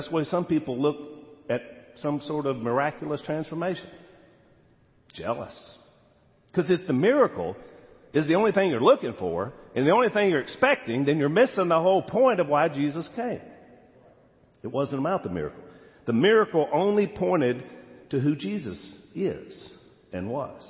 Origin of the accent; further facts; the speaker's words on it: United States; As an American